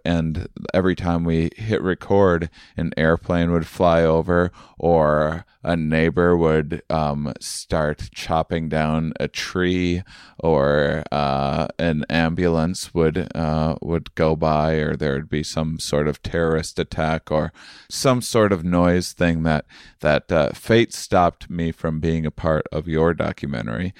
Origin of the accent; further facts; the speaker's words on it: Onalaska, Wisconsin, United States; moved away; my hometown of of uh, Onalaska, Wisconsin